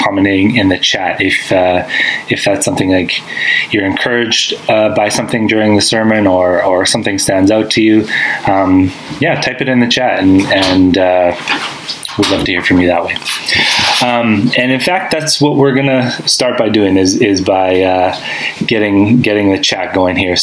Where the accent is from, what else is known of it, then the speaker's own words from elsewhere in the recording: Winnipeg, Manitoba, Canada; moved away as an adult; I grew up in Winnipeg, Manitoba. That's where I've lived most of my life